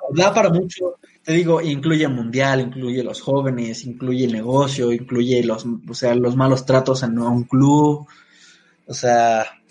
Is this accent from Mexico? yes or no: yes; Mexico